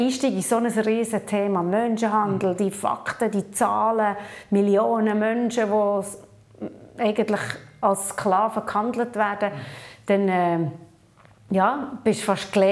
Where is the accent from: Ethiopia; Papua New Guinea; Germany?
Papua New Guinea; also born or lived in Switzerland; now in Tel Aviv, Israel; Aufgewachsen bin ich in Papua-Neuguinea als Mission Kid. 20 Jahre in der Schweiz gelebt und jetzt eben knapp neun Jahre in Tel Aviv.